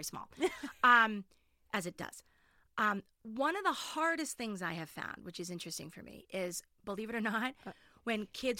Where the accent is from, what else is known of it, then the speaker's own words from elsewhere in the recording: Winchester, United States; also born or lived in Manhattan; I live in Winchester. I grew up in Winchester. I did move to Manhattan for 10 years, so people don't think I didn't leave.